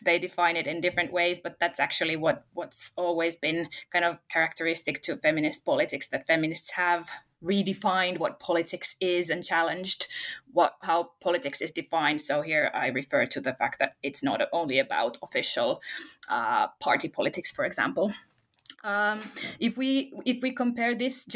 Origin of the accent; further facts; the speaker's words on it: Finland; also born or lived in Russia; I'm not from Russia. I'm from Finland, the neighboring country